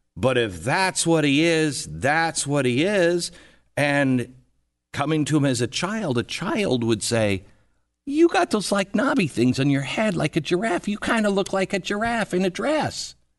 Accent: Seattle, Washington, United States; moved away as an adult; I grew up in Seattle, then I moved to Washington, D C.

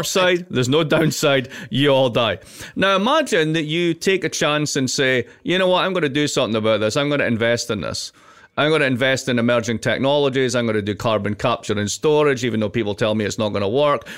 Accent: Scotland, United Kingdom; I'm also Scottish.

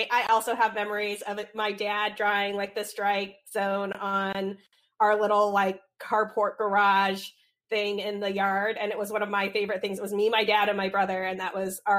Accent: Utah, United States; first language English; growing up in Utah

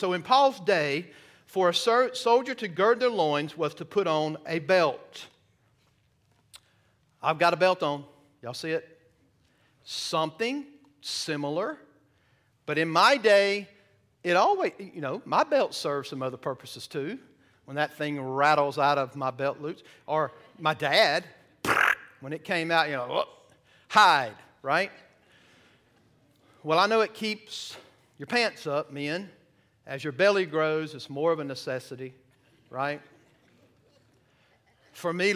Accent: the South, United States; moved away; I'm from the South

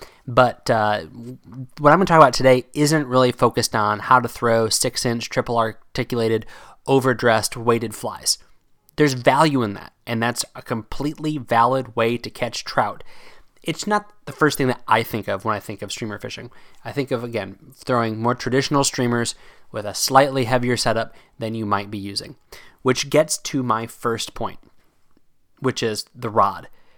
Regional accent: Pennsylvania, United States; Maybe it's just because of where I grew up fishing in Pennsylvania that I never really embraced that giant streamer life, as it were.

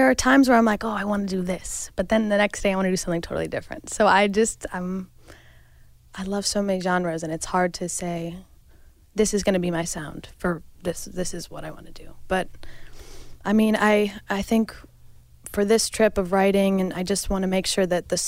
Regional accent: Carmel, New York, United States; I've lived upstate my whole life

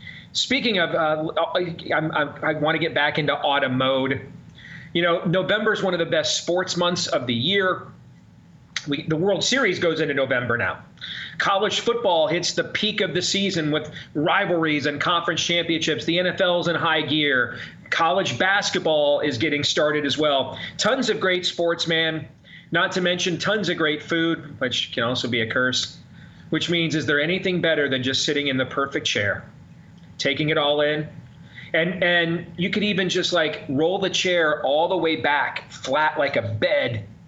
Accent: Midwest, United States; I'm a Midwesterner

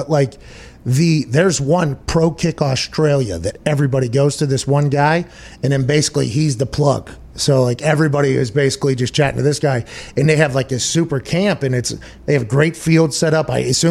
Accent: United States; But I'm allowed to talk shit. I'm an American.

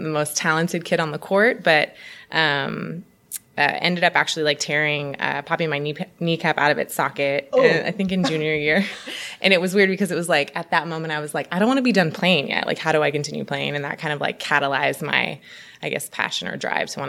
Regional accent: Oakland, California, United States; from Oakland, born and raised

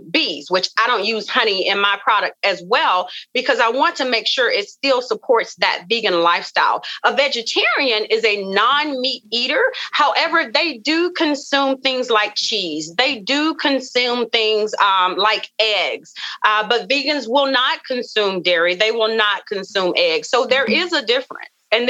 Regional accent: the South, United States; you know, I come from the South. And we come from, you know, a family of just rich cooking, rich foods.

